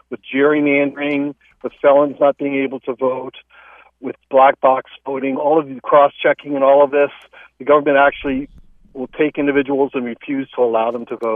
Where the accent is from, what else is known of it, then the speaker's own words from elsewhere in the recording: Santa Rosa, California, United States; I was born in Santa Rosa, California.